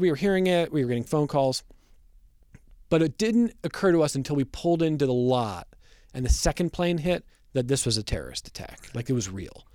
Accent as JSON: {"language": "English", "town": "Westlake", "region": "Ohio", "country": "United States", "tie": "born or raised there", "moved": "yes", "lives_now": "Rochester, United States", "said": "I grew up in Northeast Ohio listening to Joe Tate do Cavs games on the radio"}